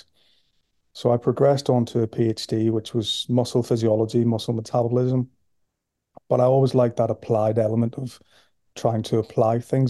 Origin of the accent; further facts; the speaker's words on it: Belfast, Northern Ireland, United Kingdom; moved away as an adult; now in Liverpool, United Kingdom; as you can hear from my accent, I'm from Belfast originally, and I came to Liverpool in the year 2000 as an undergraduate student